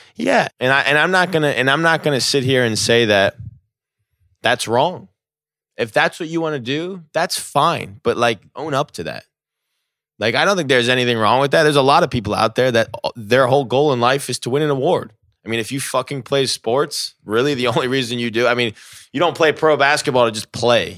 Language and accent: English; New Jersey, United States; I grew up in New Jersey.